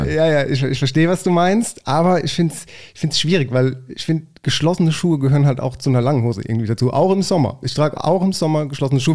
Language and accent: German; Mannheim, Baden-Württemberg, Germany; ich bin ja groß geworden auf der Gartenstadt